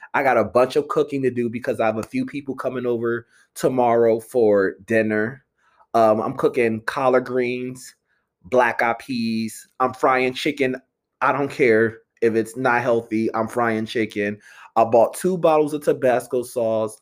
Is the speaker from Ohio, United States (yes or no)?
no; Philadelphia, Pennsylvania, United States; I'm from the Philly area. I went to Temple University, live in Philly for seven years.